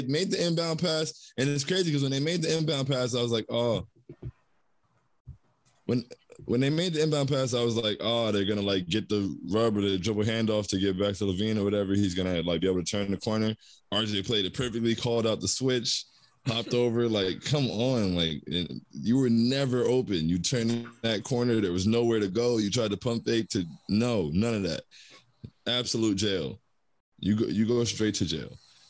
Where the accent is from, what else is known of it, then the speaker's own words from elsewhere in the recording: Toronto, Ontario, Canada; You know, I grew up in Toronto. Like, he was the man in Toronto.